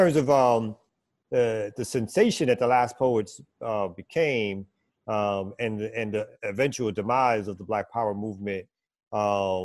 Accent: New York City, New York, United States; I'm from Brooklyn

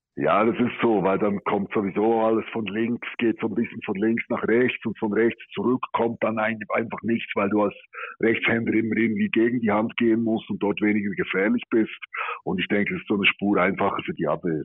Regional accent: Switzerland; wir als Schweizer

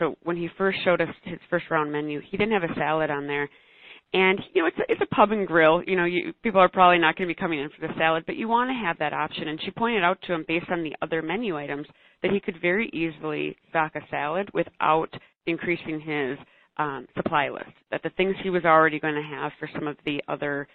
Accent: Minneapolis, Minnesota, United States; I am from Minneapolis, so a larger city. We've got lots of great restaurants and bars, really cool food scene here

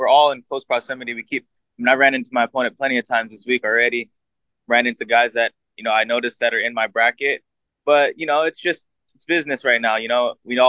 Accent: United States; I was born in America, but my national, my blood is Filipino

